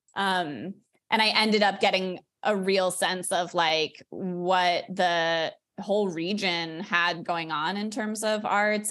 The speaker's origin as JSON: {"language": "English", "town": "Denver", "region": "Colorado", "country": "United States", "tie": "born or raised there", "moved": "yes", "said": "I grew up in Denver"}